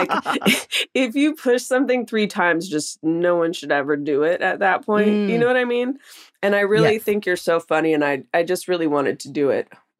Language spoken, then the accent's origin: English; Oakland, California, United States; also born or lived in El Cerrito, California; I grew up in the Bay Area in Oakland, California. My dad lived in El Cerrito, actually, and my mom lived in Rockridge in Oakland.